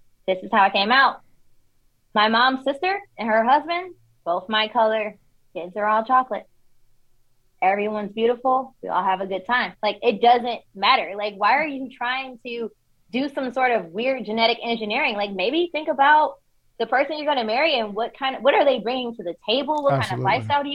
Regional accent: Detroit, Michigan, United States; moved away as an adult; also born or lived in Washington, D.C.; now in Texas, United States; I grew up in Detroit

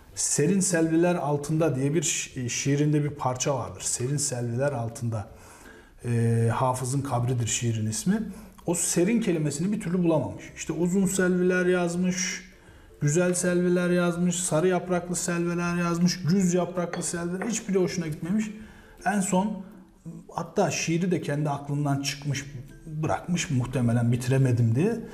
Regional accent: Mersin, Turkey; moved away as an adult; also born or lived in Konya; now in Kahramanmaraş, Turkey; 1981 Mersin doğumluyum. İlk orta ve lise eğitimimi Mersin'de gerçekleştirdim.

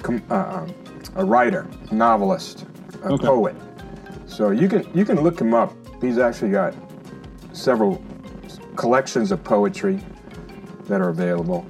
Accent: Lafayette, Louisiana, United States; now in Mississippi, United States; That's where I grew up in Lafayette, Louisiana, center of Acadiana, which is Cajun country

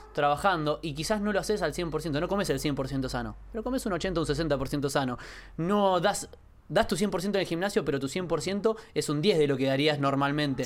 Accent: Quilmes, Buenos Aires Province, Argentina; De chico nací en Quilmes, eh, vengo de una familia de clase baja

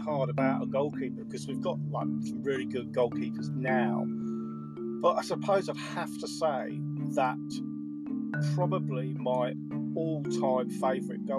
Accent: London, United Kingdom; I'm a North London boy, I'm from Islington

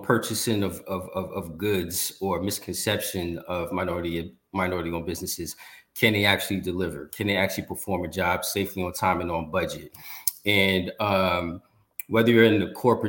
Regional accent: Newark, New Jersey, United States; also born or lived in Atlanta, Georgia; I'm born and raised in Newark, New Jersey

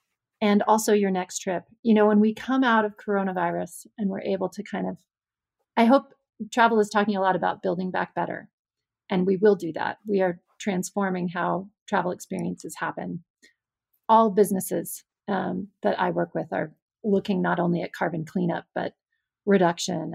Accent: Alaska, United States; moved away; I grew up in Alaska in the 80s

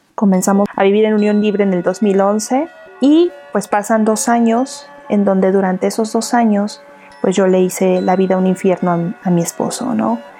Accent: Morelos, Mexico; moved away as an adult; also born or lived in Mexico City; en, Morelos, en el estado de donde yo soy

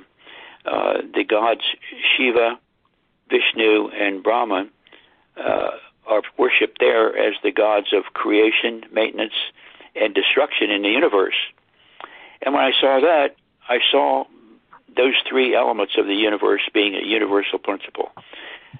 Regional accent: Cumberland, Maryland, United States; I was raised in Cumberland, Maryland

